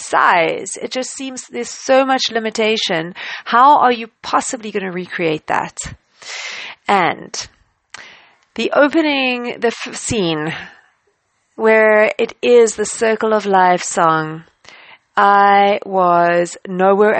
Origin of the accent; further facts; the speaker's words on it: South Africa; I traveled to the UK as a South African in the time after I studied.